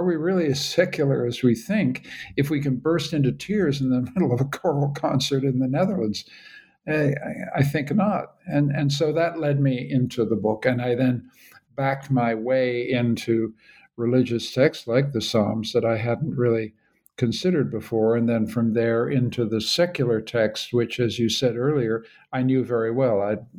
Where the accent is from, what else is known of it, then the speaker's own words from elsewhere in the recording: Canada; Well, Caleb, I'm a Canadian.